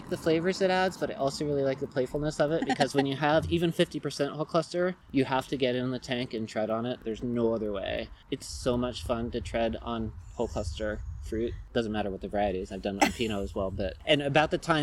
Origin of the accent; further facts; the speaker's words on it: California, United States; we are from California